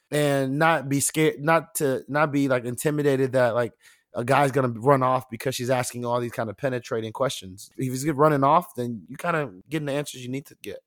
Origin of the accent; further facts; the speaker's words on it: Nigeria; Me being Nigerian